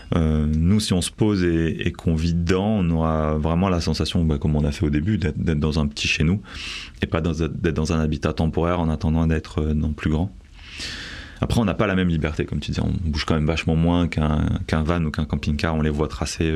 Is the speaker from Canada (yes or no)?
no; Bordeaux, Nouvelle-Aquitaine, France; also born or lived in Paris; je viens de Bordeaux à la base, j'ai vécu à peu près 7 ans sur Paris